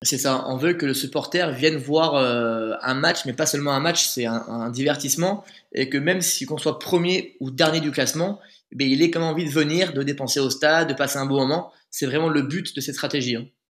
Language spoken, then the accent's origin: French; Bergerac, Nouvelle-Aquitaine, France; also born or lived in Périgueux / Bordeaux; Je suis né à Bergerac, j'ai grandi à Bergerac